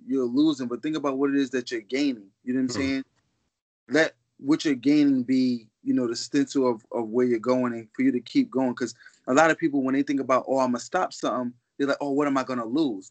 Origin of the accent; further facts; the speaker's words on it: New York City, New York, United States; I'm from Harlem by way of the Bronx